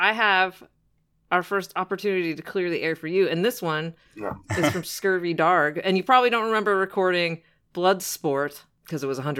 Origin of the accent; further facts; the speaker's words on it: California, United States; I'm an American, and I'm from California.